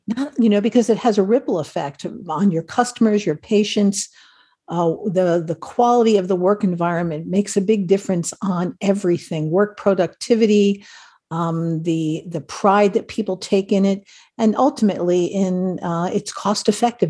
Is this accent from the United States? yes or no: no; Ireland; I'm Irish, so we are always about stories